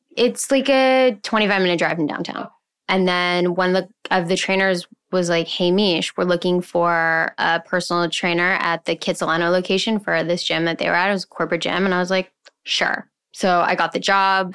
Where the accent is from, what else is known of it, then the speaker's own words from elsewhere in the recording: Montreal, Quebec, Canada; moved away as an adult; also born or lived in Vancouver; now in Toronto, Canada; I'm originally from Montreal. I moved to Vancouver when I was nineteen